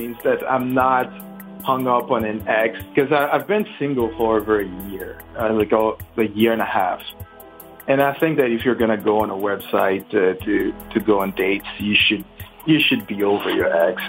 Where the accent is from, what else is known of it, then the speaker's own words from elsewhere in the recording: Haiti; now in Miami, United States; I'm 35. I'm from Haiti.